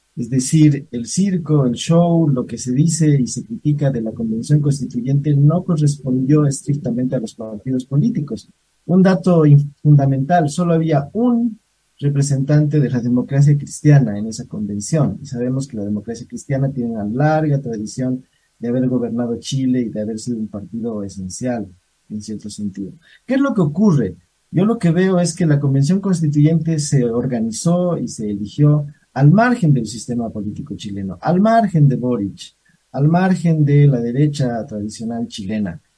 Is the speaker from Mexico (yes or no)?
no; Bolivia; yo sí pienso como boliviano